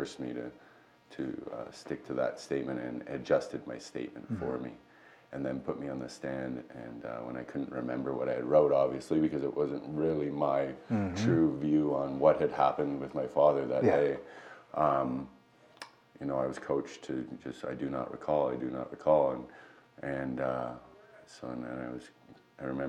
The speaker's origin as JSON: {"language": "English", "town": "Mississauga", "region": "Ontario", "country": "Canada", "tie": "born or raised there", "also_born_or_lived": "Toronto", "said": "I was born in Ontario, Mississauga. Grew up in Mississauga in Toronto"}